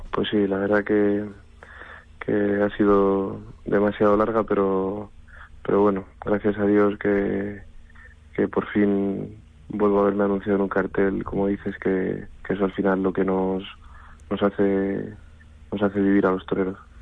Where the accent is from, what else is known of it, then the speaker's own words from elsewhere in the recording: Madrid, Community of Madrid, Spain; como madrileño eh, y como torero que se ha criado en la Plaza de Toros de Madrid